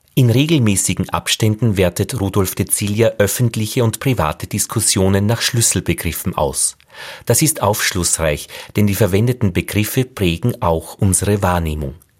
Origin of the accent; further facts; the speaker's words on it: Braunau am Inn, Upper Austria, Austria; now in Vienna, Austria; Ich bin im Dialekt aufgewachsen, in Braunau am Inn in Oberösterreich, bin dann nach Wien gegangen